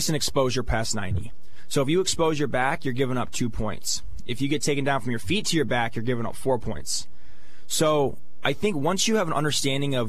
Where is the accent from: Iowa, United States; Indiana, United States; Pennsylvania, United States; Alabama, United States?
Pennsylvania, United States; State College; my hometown, my home fan base